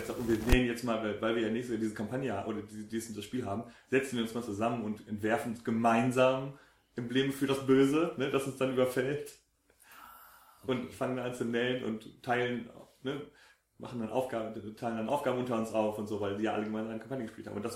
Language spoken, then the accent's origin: German; Lower Franconia, Bavaria, Germany; Nordbayern, genau. Unterfranken, da wo ich herkomme.